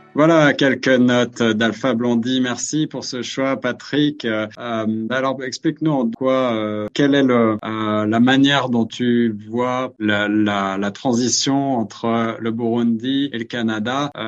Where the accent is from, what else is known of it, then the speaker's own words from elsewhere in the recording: France; moved away; chez nous en France